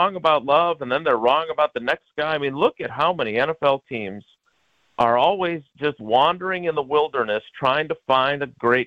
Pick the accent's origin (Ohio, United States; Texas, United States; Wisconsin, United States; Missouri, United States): Wisconsin, United States; Milwaukee; growing up on the south side of Milwaukee